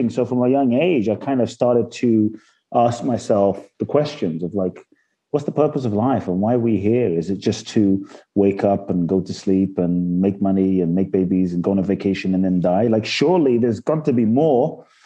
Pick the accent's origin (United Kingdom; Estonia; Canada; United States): United Kingdom; London; born or raised there; also born or lived in Ghana